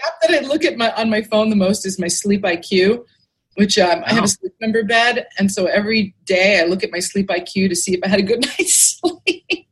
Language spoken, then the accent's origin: English; New York, United States; moved away as an adult; now in Clearwater, United States; I grew up in New York actually, but I've lived oh. here most of my adult life. I moved here when I was 24, and I'm 54